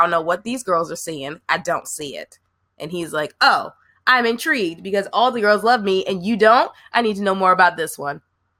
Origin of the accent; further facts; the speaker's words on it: New Jersey, United States; But I'm from the East Coast, Jersey girl